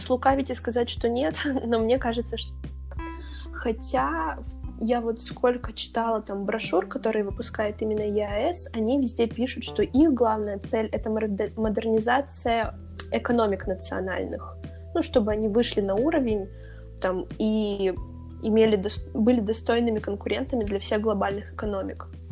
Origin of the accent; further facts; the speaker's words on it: Siberia, Russia; я россиянка, там, я сибирячка